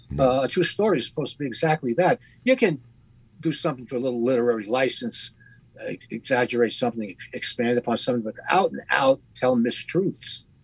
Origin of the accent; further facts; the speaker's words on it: Youngstown, Ohio, United States; now in Manhattan, United States; I'm originally from Youngstown, Ohio, and I've lived in Manhattan for decades now.